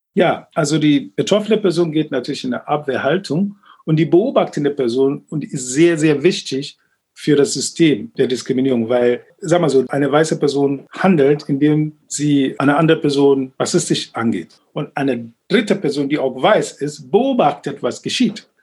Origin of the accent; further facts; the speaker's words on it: Ghana; now in Berlin, Germany; in Ghana, wo ich aufgewachsen bin